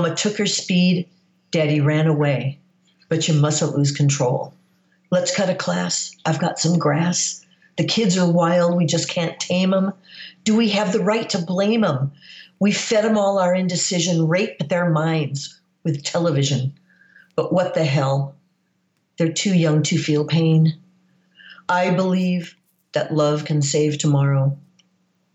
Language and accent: English; United States; moved away as an adult; also born or lived in London, United Kingdom; I'm American.